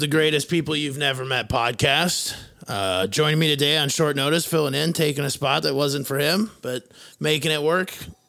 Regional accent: Fairmont, Minnesota, United States; located in my hometown of Fairmont, Minnesota.

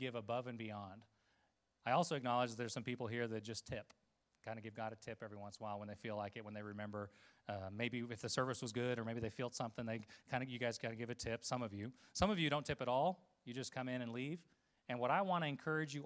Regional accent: Costa Rica; moved away; Growing up in Costa Rica

